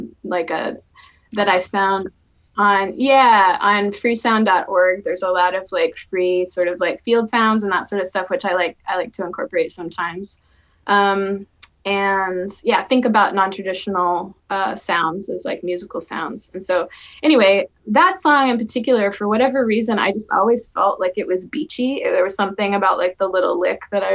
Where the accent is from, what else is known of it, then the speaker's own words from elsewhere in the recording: the South, United States; also born or lived in Chicago, United States; now in Portland, United States; I grew up in the South